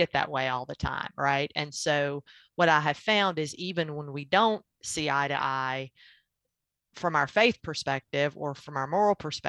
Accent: Tennessee, United States; also born or lived in Georgia; I was born and raised in Tennessee

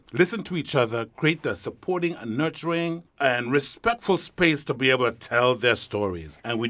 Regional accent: Belize; now in Northampton, United States; I'm from Belize.

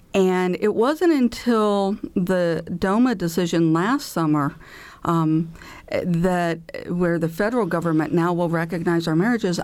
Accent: Illinois, United States; now in Indiana, United States; my home state of Illinois

